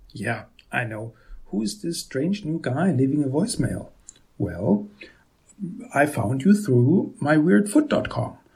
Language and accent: English; Vienna, Austria; now in Germany; born and raised in Vienna, and right now I live in a tiny town in Germany with my wife and daughter.